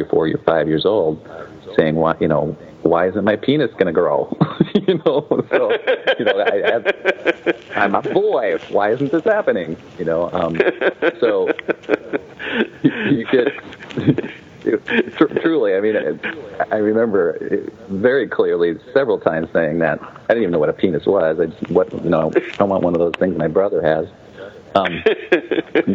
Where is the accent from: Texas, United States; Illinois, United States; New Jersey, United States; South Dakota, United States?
South Dakota, United States; I grew up in South Dakota, just up the road from you